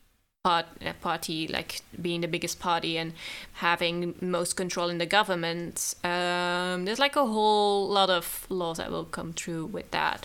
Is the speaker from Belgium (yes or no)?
yes; West Flanders, Belgium; accent: Western Flemish; English is a second language; That's Western Flanders, where I'm from